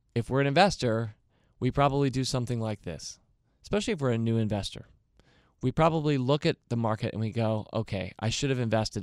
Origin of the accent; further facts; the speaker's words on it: United States; I'm an American too